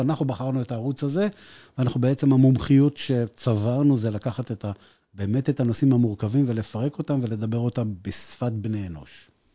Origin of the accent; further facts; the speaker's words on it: Acre, Northern District, Israel; moved away as an adult; now in Beersheba, Israel; אני לא באר שבעי במקור, אני מעכו.